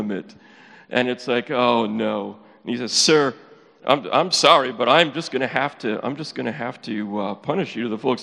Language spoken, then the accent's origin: English; Upper Peninsula of Michigan, United States; accent: Yooper; moved away; I am originally from the UP